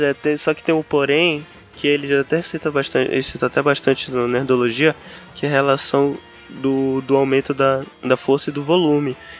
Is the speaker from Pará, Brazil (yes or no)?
yes; Belém, Pará, Brazil; Nascido e criado em Belém do, Belém do Pará